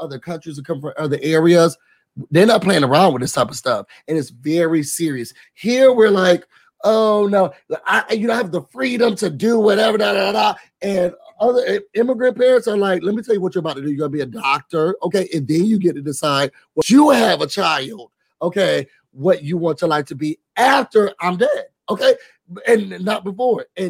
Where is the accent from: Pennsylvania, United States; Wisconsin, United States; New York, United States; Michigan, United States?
New York, United States; Rochester; moved away; back where I'm from in Rochester